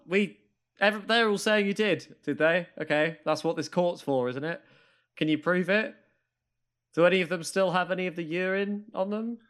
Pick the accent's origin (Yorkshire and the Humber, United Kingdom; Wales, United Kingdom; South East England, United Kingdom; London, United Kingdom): South East England, United Kingdom; Maidstone; I grew up in Maidstone